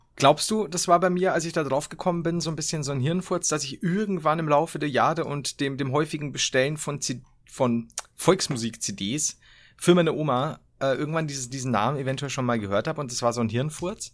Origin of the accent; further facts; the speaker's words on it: Bavaria, Germany; als Bayer